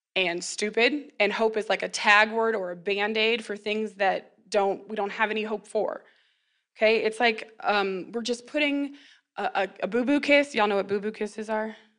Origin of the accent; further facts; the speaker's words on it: McPherson, Kansas, United States; I was born and raised in McPherson